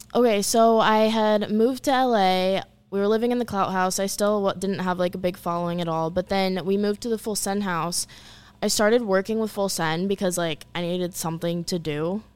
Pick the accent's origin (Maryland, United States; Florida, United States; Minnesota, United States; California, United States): Florida, United States; Orlando; moved away as an adult; also born or lived in Los Angeles; I grew up in Orlando, Florida